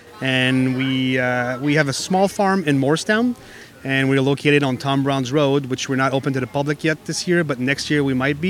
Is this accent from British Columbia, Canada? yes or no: no; Montreal, Quebec, Canada; now in New Jersey, United States; I'm from Montreal